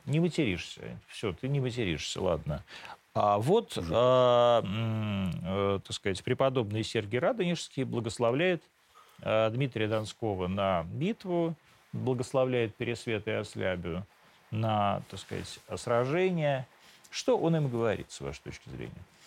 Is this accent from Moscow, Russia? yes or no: yes; Moscow, Russia; also born or lived in Rivne, Ukraine; Я не из Ровно, я из Москвы. Я приехал туда с отцом.